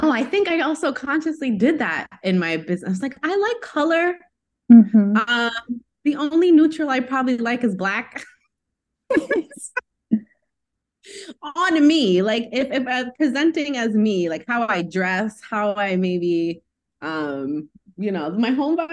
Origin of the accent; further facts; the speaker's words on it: New York, United States; I'm from New York